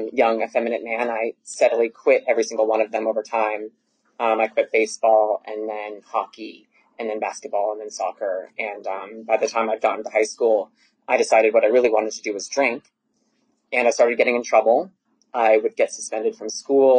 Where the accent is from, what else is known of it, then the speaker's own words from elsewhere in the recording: Lexington, Massachusetts, United States; now in Atlanta, United States; I was born in Lexington, Massachusetts, which is right outside of Boston